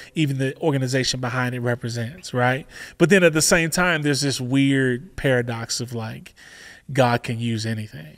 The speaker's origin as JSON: {"language": "English", "town": "Chicago", "region": "Illinois", "country": "United States", "said": "I'm from Chicago"}